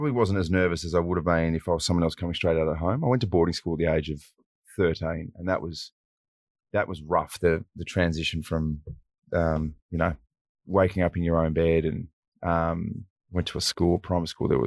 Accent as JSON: {"language": "English", "town": "Wagga Wagga", "region": "New South Wales", "country": "Australia", "also_born_or_lived": "Sydney", "moved": "as an adult", "lives_now": "Adelaide, Australia", "said": "I'm originally from Wagga Wagga, yeah, which is um, southern southwest New South Wales, and that is, I mean, it's regarded as a city, but it's a big country town"}